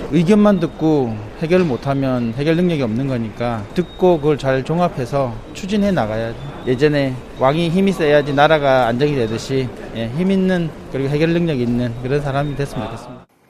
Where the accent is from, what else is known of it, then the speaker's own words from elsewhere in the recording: Honam, South Korea; 제가 호남에서 자랐다 보니까